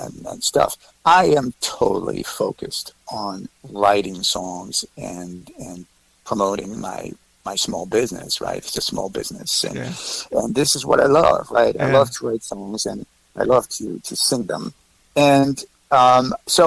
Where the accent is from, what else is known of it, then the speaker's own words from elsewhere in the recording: in the Alps right outside Switzerland, Auvergne-Rhône-Alpes, France; moved away as an adult; now in New York City, United States; I was born in France. I was born right outside of Switzerland in the Alps.